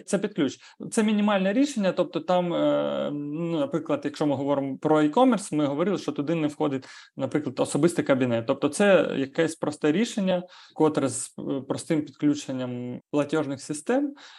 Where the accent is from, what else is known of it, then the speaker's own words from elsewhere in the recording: Ukraine; ми з України